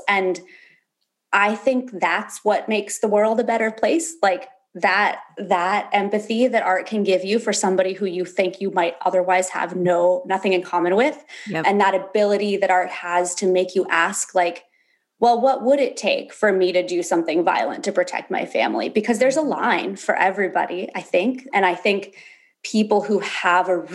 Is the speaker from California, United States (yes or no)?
yes; Berkeley, California, United States; also born or lived in Alaska; I was born in Berkeley, California. I spent a lot of my teenage years going back and forth between California and Alaska, where my dad moved when I was like 11.